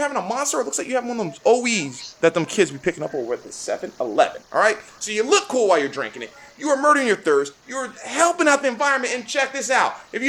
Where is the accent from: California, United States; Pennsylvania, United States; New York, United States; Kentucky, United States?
California, United States; We're from California. We live in California, right?